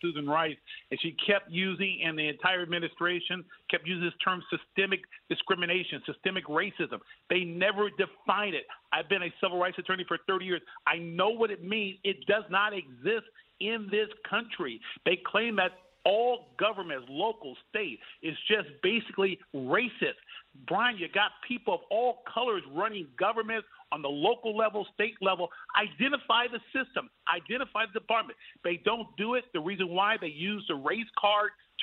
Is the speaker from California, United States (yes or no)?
yes; Los Angeles, California, United States; I grew up in Los Angeles